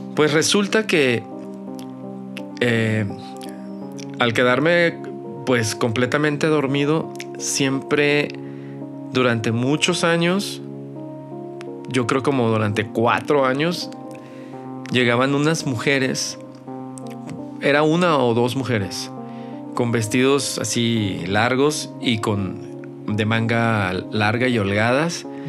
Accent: Mazatlán, Sinaloa, Mexico; moved away as an adult; now in Guadalajara, Mexico; yo no soy de aquí de, Guanatos, yo soy de Mazatlán

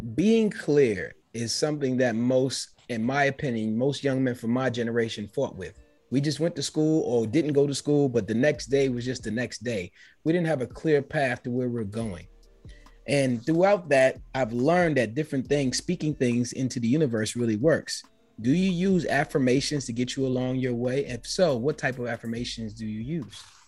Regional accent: United States; being an American that I was only taught one language

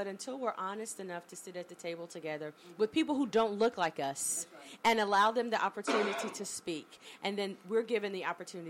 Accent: Pulaski, Virginia, United States; I grew up in Pulaski, Virginia, and it's predominantly white.

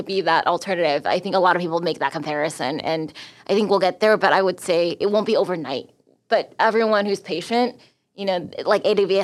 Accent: United States; also born or lived in Taiwan; I am American Taiwanese

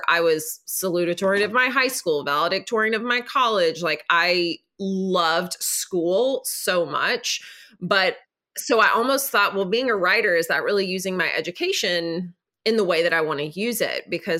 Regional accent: Nashville, Tennessee, United States; So I'm from Nashville.

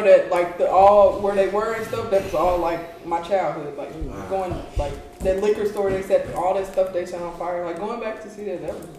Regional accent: St. Louis, Missouri, United States; now in Atlanta, United States; I'm originally from St. Louis, Missouri.

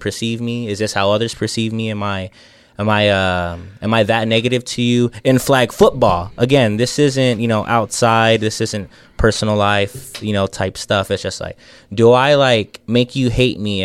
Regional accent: San Antonio, Texas, United States; we're all from San Antonio

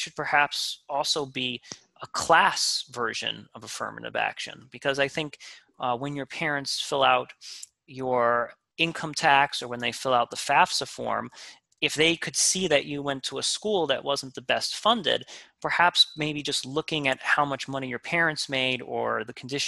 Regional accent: New York City, New York, United States; I grew up in Queens

